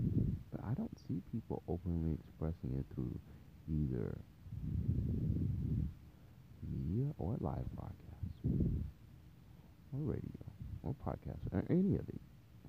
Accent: Taiwan; born there; I wasn't born in the United States, but I was born to parents that were. And wherever we were, I was born in Taiwan.

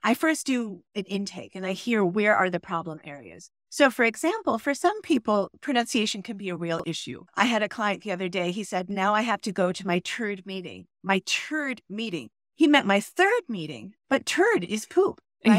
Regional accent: United States; moved away as an adult; also born or lived in Brooklyn, New York / Chicago suburb, Illinois; now in Berlin, Germany; I was born in Brooklyn, and that is one of my favorite places in the world, where there are, I think, over one hundred recognized cultures and languages. And then my father got a new job, so then I moved to a suburb of Chicago

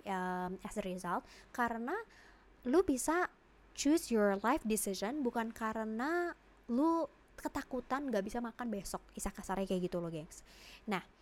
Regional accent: Jakarta, Indonesia; Uh, gue dilahirkan dan dibesarkan di Jakarta.

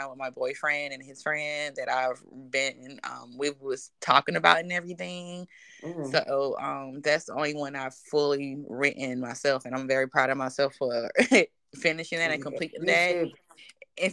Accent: Durham, North Carolina, United States; So I'm originally from Durham. I went to Northern High School

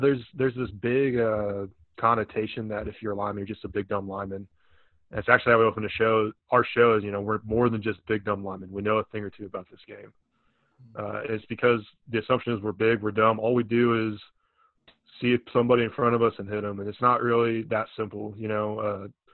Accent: United States; also born or lived in Memphis, Tennessee; when I was really young growing up near St. Louis, just about 2 hours away

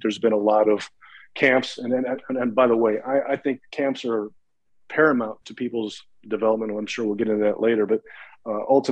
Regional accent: central Illinois, United States; also born or lived in Pontiac, Illinois; born and raised in the Midwest. I grew up in central Illinois

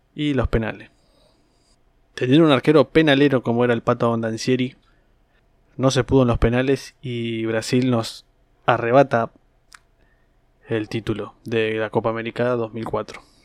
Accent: Argentina; este país tan futbolero

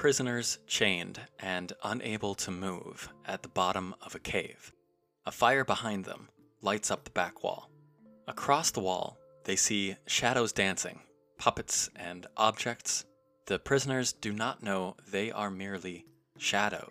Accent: United States; As an American

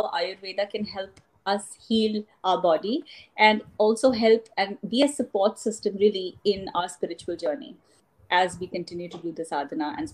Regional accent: Canada; For those of you who obviously don't know me … I am from Canada

